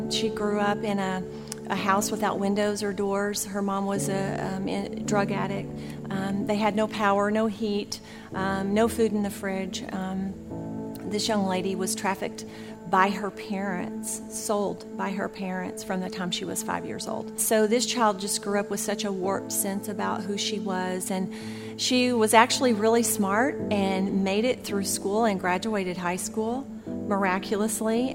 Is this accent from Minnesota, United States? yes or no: no; Texas, United States; now in Jacksonville, United States; Texas is my home state